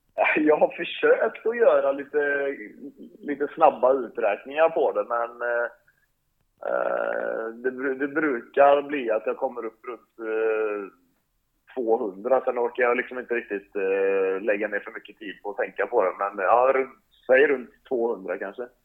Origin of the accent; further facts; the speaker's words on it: Sweden; moved away as an adult; also born or lived in Northern Norway; now in Norway; hemma där jag kommer ifrån i den delen av Sverige så är det ju väldigt mycket näringsfattiga vatten